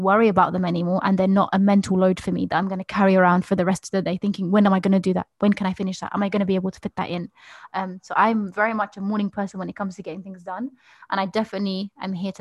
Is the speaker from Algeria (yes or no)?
yes; Algeria; moved away; I remember growing up in Algeria